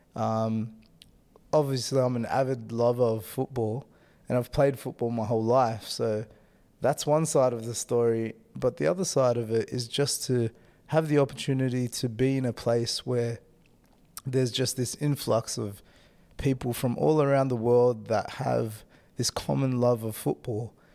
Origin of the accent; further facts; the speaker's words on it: Australia; moved away as an adult; now in Denmark; having lived in Denmark the last three years and then being an Australian citizen